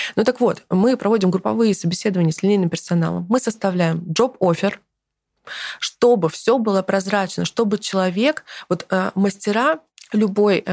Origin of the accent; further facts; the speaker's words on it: Kazakhstan; now in Russia; я родилась в Казахстане